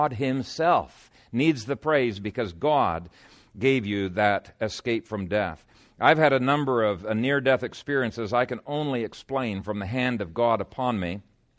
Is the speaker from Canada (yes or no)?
no; Ethiopia; When I was a teenager growing up in Ethiopia, I had a spear and I regularly practiced with my spear.